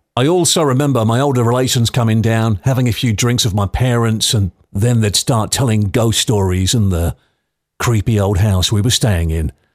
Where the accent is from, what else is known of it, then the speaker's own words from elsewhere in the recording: London, United Kingdom; also born or lived in Clonmel, Ireland; I was born and brought up in London with my brother and sisters.